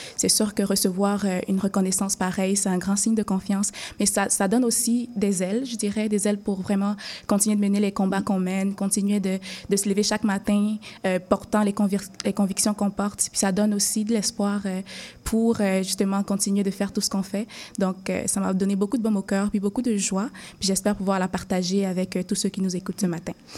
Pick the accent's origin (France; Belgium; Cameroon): Cameroon; moved away as an adult; now in Montreal, Canada; j'avais terminé mes études secondaires dans mon pays d'origine qui est le Cameroun